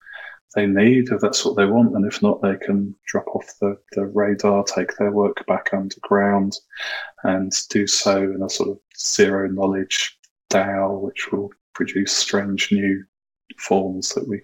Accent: Vancouver, British Columbia, Canada; I'm from Vancouver, so I was on stage after the CryptoKitties team

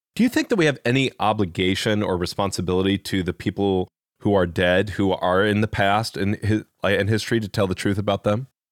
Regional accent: Midwest, United States; accent: Midwest; I grew up mostly in the Midwest, so I have a Midwest accent

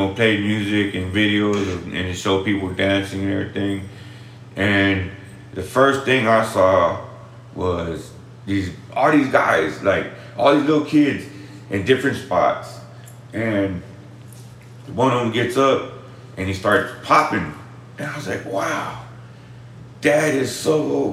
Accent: Austin, Texas, United States; I grew up in the east side of Austin

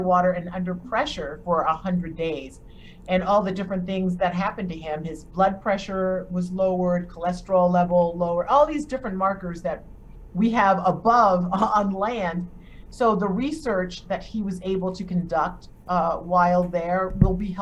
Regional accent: Charleston, South Carolina, United States; moved away as an adult; I am from Charleston, South Carolina, born on John's Island.

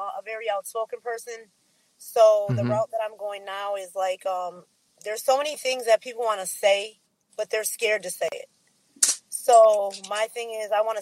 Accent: Racine, Wisconsin, United States; born and raised in Wisconsin, Racine.

